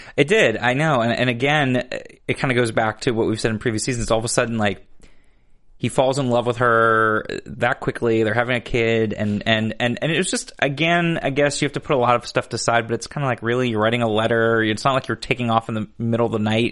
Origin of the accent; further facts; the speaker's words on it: Chicago, Illinois, United States; moved away; I was born in Chicago